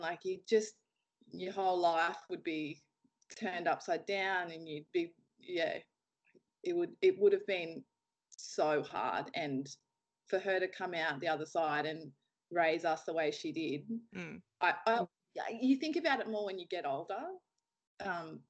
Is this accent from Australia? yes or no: yes; Narrabri, New South Wales, Australia; moved away as an adult; also born or lived in Mount Isa; I was born in Narrabri, and I grew up on a farm north of Narrabri, just northwest of Narrabri, near Ballada.